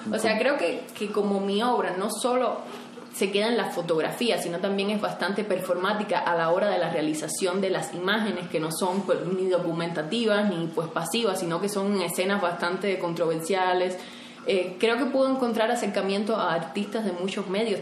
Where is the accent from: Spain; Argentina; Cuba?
Cuba; now in Mexico; yo vengo de Cuba, creo que tenía menos oportunidades que muchas personas, o sea, vivía en una isla alejada del mundo donde prácticamente no hay internet